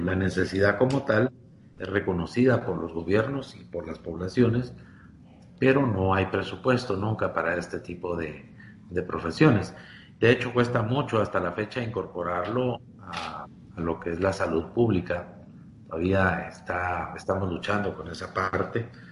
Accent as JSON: {"language": "Spanish", "country": "Guatemala", "said": "por mi país, Guatemala"}